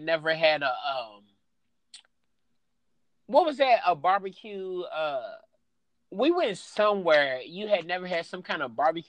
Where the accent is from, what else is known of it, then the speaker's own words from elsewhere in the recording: Louisville, Kentucky, United States; I'm from Louisville.